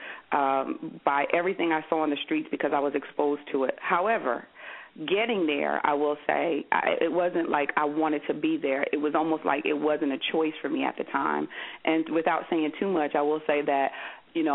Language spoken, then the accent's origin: English; Paterson, New Jersey, United States; I was born and raised in Paterson, New Jersey